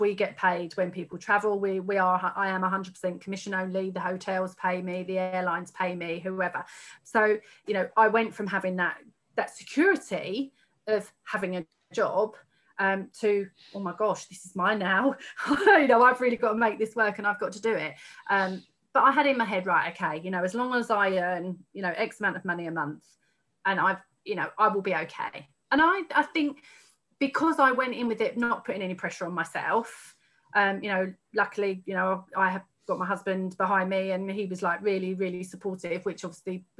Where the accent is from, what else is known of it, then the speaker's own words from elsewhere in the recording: Haverhill, East of England, United Kingdom; I grew up in Haverhill, where I was still living at the time.